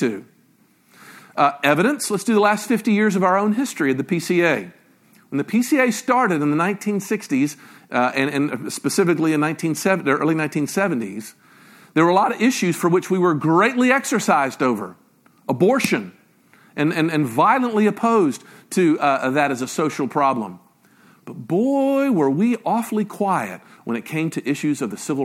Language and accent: English; Memphis, Tennessee, United States; I grew up in Memphis, Tennessee